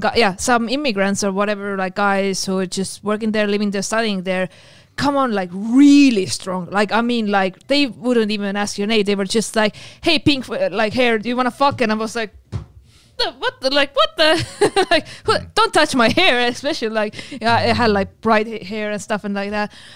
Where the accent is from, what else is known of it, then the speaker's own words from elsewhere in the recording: Estonia; also born or lived in Finland; I'm from Estonia. I learned Russian in school.